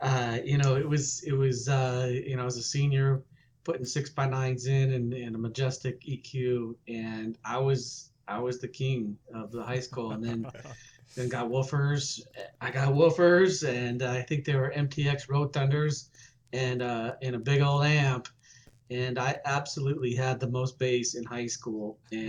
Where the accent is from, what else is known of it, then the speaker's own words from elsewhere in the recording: Salt Lake City, Utah, United States; moved away as an adult; also born or lived in Phoenix, Arizona; I grew up in Utah